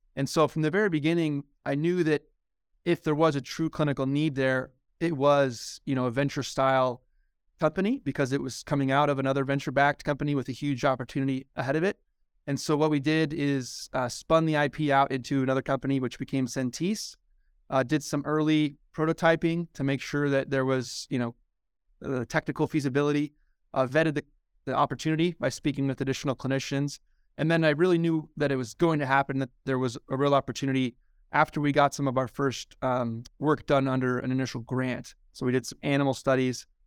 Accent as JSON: {"language": "English", "town": "Omaha", "region": "Nebraska", "country": "United States", "tie": "born or raised there", "also_born_or_lived": "Lincoln, Nebraska / Baltimore, Maryland / Stanford, California / San Francisco Bay Area", "moved": "as an adult", "said": "I'm originally from Nebraska, born and raised in Omaha."}